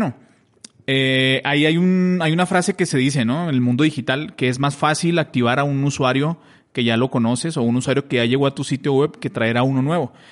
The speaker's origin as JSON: {"language": "Spanish", "country": "Mexico", "moved": "as an adult", "lives_now": "Colombia", "said": "yo soy mexicano, pero tengo viviendo en Colombia ocho años."}